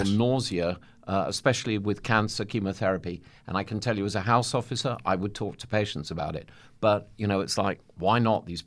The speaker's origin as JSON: {"language": "English", "region": "England", "country": "United Kingdom", "said": "I'm an Englishman."}